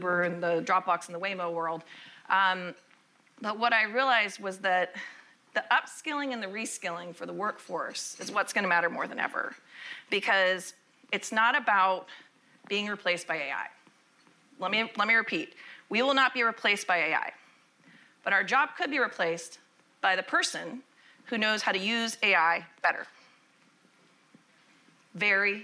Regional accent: Austin, Texas, United States; I'm actually from Austin, Texas

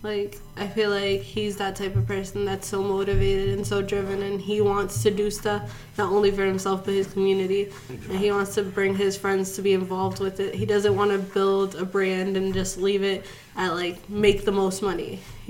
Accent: Worcester, Massachusetts, United States; we're from Worcester

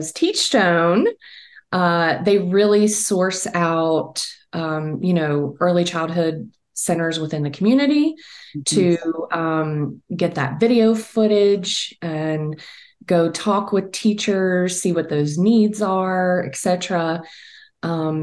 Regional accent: Virginia, United States; I am based in Virginia, born and raised in Virginia

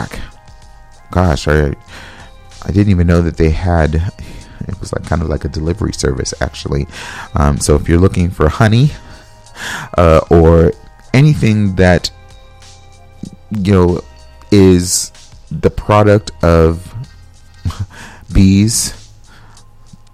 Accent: California, United States; now in Minnesota, United States; I'm from California

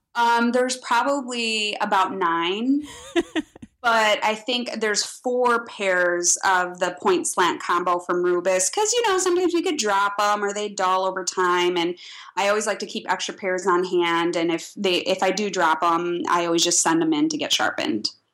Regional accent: Midwest, United States; being a Midwesterner

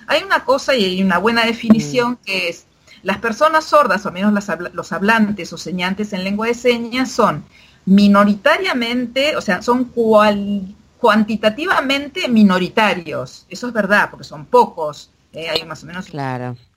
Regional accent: Argentina; first language Argentine Sign Language; la lengua de señas argentina es mi lengua materna. Mis padres me hablaban en lengua de señas y yo hablaba en español con el resto de la familia

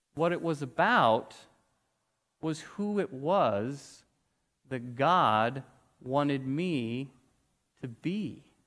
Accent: Weatherford, Texas, United States; I grew up in Weatherford, Texas

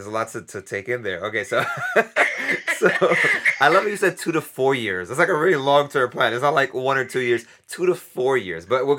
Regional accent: New York, United States; I'm from New York.

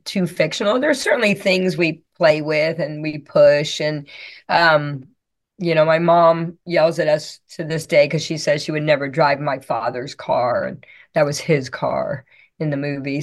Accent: Florida, United States; I'm from Florida

